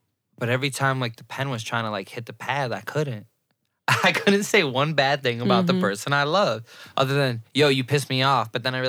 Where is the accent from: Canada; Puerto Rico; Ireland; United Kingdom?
Puerto Rico; I know my history. I'm Puerto Rican. I'm African. I'm Indian. I'm Spaniard.